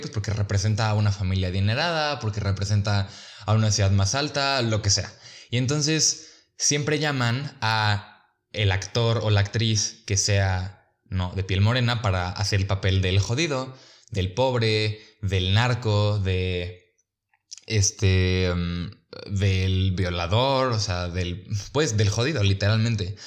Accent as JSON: {"language": "Spanish", "country": "Mexico", "said": "como mexicanos"}